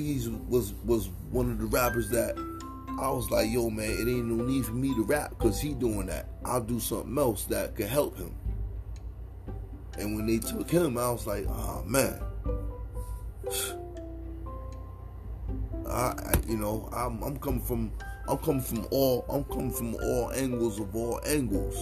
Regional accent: Connecticut, United States; Connecticut is my hometown

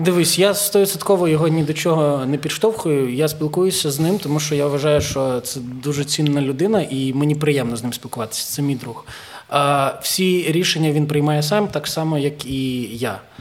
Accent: Zhytomyr, Zhytomyr Oblast, Ukraine; first language Ukrainian; в дворі в Житомирі, я з Житомира

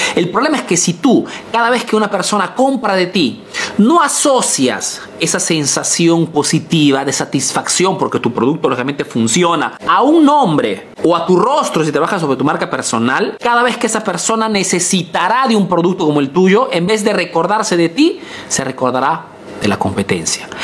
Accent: Peru; now in Italy

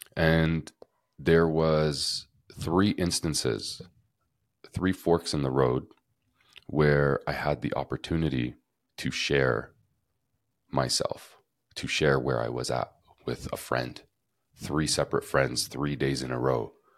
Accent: Canada; moved away as an adult; now in Costa Rica; growing up in Canada

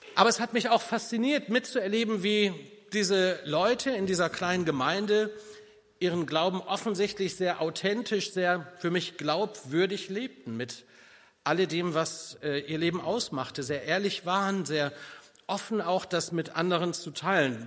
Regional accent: North Rhine-Westphalia, Germany; bei uns in Ostwestfalen

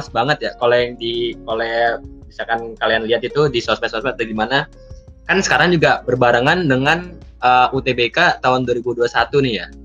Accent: Bogor, West Java, Indonesia; Sama sih, aku juga dari Bogor.

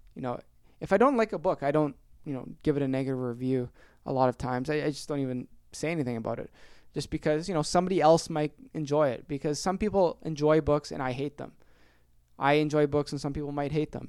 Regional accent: Ontario, Canada; born or raised there

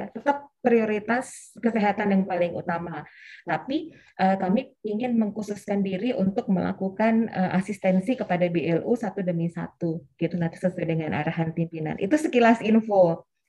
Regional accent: Sleman, Special Region of Yogyakarta, Indonesia; saya aslinya dari Kabupaten Sleman, Jogja, Bapak dan Ibu.

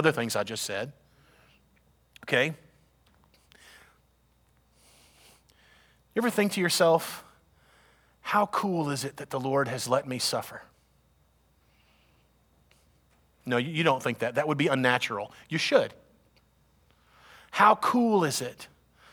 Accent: United States; We're Americans

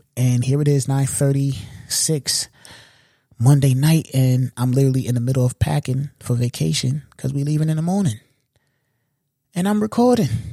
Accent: New York, United States; I'm a New Yorker

